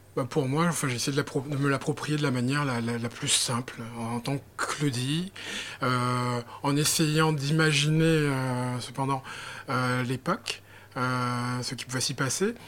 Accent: Guadeloupe; moi je suis guadeloupéen

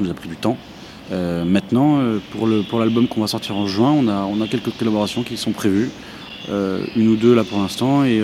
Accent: Orléans, Centre-Val de Loire, France; j'ai grandi en France parce que ma mère, qui était martiniquaise et à épouser un, jeune Orléanais. Et, euh, du coup, j'ai grandi à Orléans.

